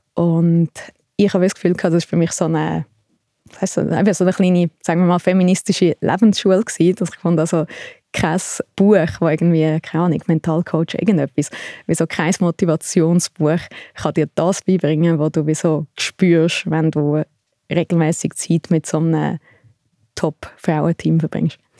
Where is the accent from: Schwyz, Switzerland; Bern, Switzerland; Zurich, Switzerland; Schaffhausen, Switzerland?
Zurich, Switzerland; Thalwil; ich bin in Talwil aufgewachsen, ein bisschen außerhalb von Zürich